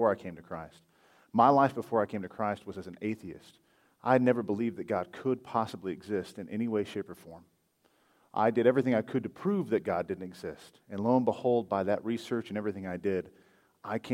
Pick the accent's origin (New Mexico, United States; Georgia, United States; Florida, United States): New Mexico, United States; Hobbs; moved away as an adult; also born or lived in Fort Worth, Texas; now in Alamogordo, United States; I'm originally from Homs, New Mexico. I was born and raised over there all my life until, I don't know, 7 or 8 years ago